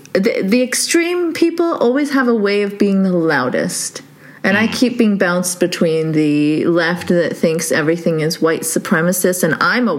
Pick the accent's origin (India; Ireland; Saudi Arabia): Saudi Arabia; I'm actually Pakistani who grew up in Saudi, but yes.